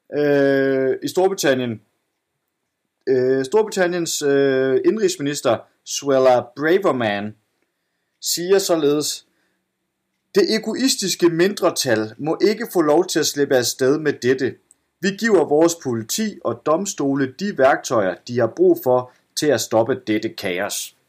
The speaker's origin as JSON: {"language": "Danish", "town": "Esbjerg", "region": "Southern Denmark", "country": "Denmark", "tie": "born or raised there", "moved": "yes", "said": "komme hjem til Esbjerg, hvor jeg er vokset op, hvor, min, hvor mine forældre bor."}